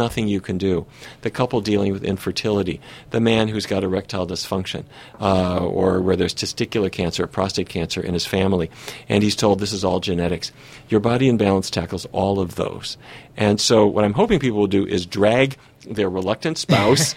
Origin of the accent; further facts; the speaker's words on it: North Dakota, United States; I grew up in North Dakota